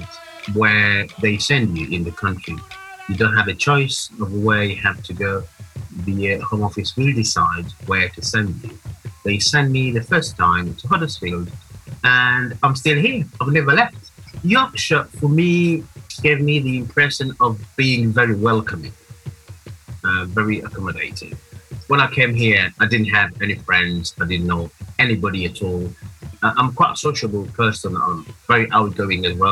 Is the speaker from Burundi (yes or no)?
yes; Burundi; moved away as an adult; now in England; I was born and grew up in Burundi. I've been here in England since the year 2002.